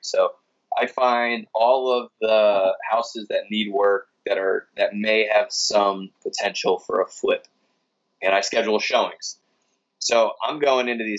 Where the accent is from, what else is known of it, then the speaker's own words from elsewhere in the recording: Connecticut, United States; now in San Antonio, United States; I'm originally from Connecticut.